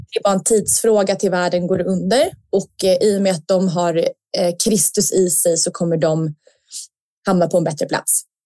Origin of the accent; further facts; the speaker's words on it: Sweden; som svensk